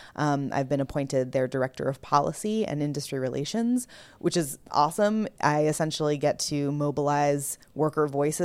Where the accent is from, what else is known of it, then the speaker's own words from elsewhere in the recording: California, United States; I am not from the Midwest at all. I'm California